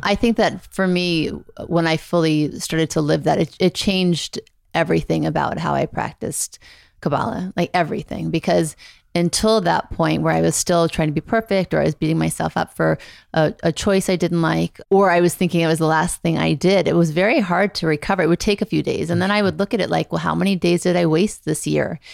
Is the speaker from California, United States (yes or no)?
yes; Beverly Hills, California, United States; also born or lived in Thibodaux, Louisiana; I grew up mostly in Beverly Hills.